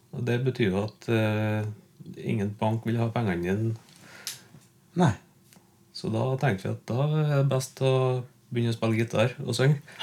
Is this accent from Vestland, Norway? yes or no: no; Ler, Trøndelag, Norway; also born or lived in Byneset; er jeg oppvokst på Ler i Gauldalen